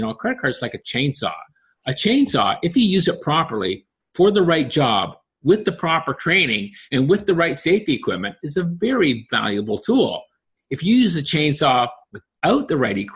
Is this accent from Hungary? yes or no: no; Peterborough, Ontario, Canada; also born or lived in Oshawa, Ontario; when I was 10, we moved from Oshawa to Peterborough